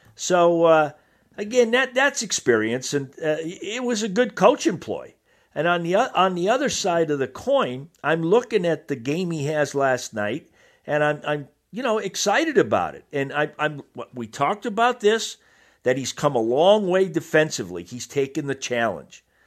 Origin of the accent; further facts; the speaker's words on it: Massachusetts, United States; I grew up in Massachusetts